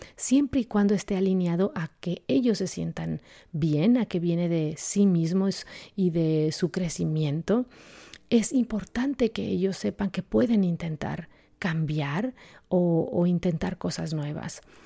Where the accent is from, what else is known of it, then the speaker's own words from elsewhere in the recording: Mexico; en la cultura en la que yo crecí, yo soy de México